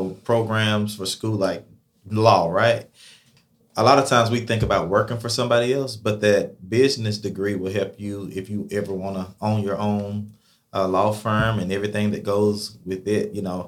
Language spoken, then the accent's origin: English; Athens, United States; I think Christmas in Athens is exciting. I grew up here in Athens. I love it.